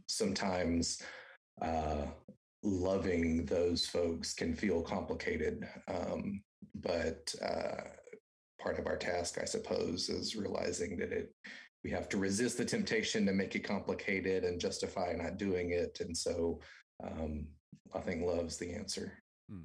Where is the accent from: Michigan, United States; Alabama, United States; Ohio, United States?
Alabama, United States; now in Texas, United States; I am from Alabama. I grew up the youngest of four